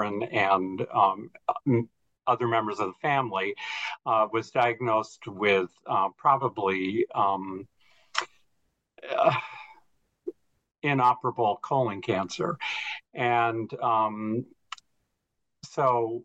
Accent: Wheeling, West Virginia, United States; I was born and raised in Wheeling, West Virginia

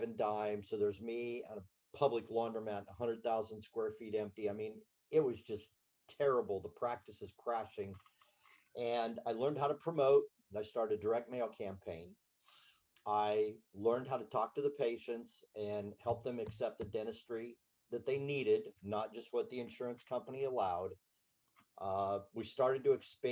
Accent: Berne, Indiana, United States; I was raised in Bern, Indiana, a little Swiss community of 3,000 people

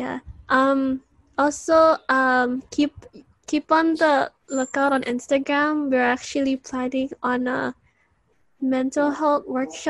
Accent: Philippines; what we do together as a Filipino community in this diaspora.

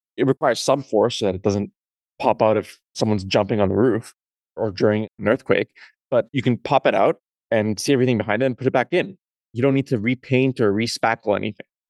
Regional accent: Canada; I grew up in Canada

